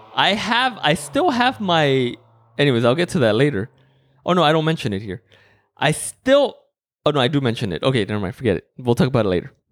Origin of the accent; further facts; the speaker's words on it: Mexico; moved away; growing up in Mexico